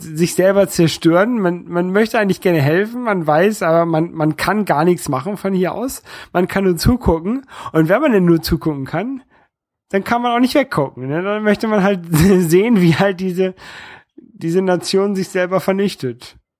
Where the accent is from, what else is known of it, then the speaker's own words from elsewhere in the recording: Northern Germany, Germany; accent: northern German; also born or lived in Hamburg; now in France; Ich bin Europäer aus Norddeutschland und ich wohne in Frankreich und ähm, dieses, dieses Norddeutsche, das, das prägt mich natürlich so ein bisschen. Einmal einfach durch, durch meinen äh, durch meinen deutschen Akzent so ein bisschen, dass ich so, so, so ein bisschen norddeutschen Akzent habe